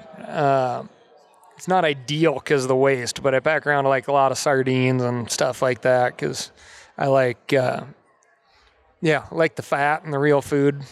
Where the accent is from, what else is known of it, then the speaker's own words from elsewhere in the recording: Montana, United States; growing up in Montana